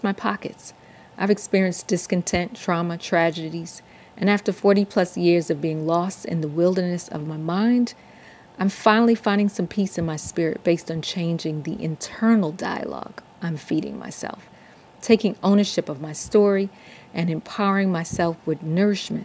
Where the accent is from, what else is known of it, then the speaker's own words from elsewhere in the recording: New York City, New York, United States; now in Atlanta, United States; a native New Yorker born and raised in Brooklyn, living in Atlanta, Georgia for almost 30 years